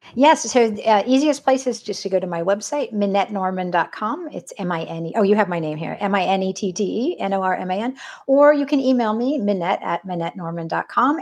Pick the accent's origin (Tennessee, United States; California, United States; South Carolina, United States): California, United States; I grew up in California